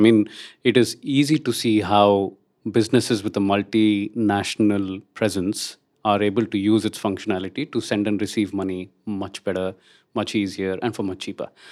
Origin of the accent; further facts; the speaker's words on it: India; moved away; I'm Indian